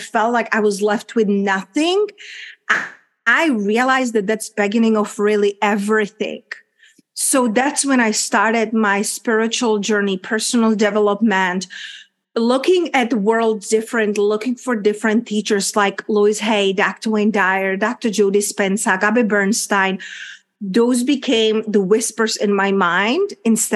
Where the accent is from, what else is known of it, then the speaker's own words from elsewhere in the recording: Czechia; English is a second language; moved away as an adult; also born or lived in London / Spain / United States / Mexico; my country where I'm coming from, a little small country, Czech Republic, hence my accent and unpronounceable name